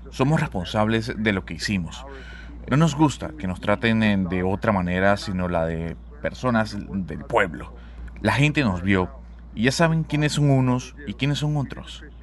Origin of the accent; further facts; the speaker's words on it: United States; Somos norteamericanos